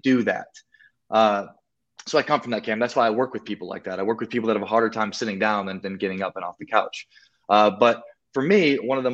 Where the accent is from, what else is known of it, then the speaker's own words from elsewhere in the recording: South Dakota, United States; moved away as an adult; also born or lived in Miami / Colombia; I'm from South Dakota, and in South Dakota, like, you don't show off